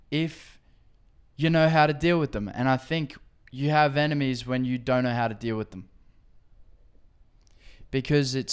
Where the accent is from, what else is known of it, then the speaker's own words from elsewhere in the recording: Gold Coast, Queensland, Australia; And I'm from the Gold Coast, and it's a cool place with blue days, still waves